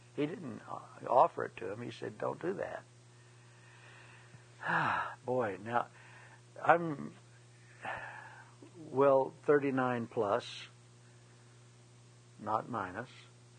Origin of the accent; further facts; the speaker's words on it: Scotland, United Kingdom; I'm Scot, and we're both a lot of Irish background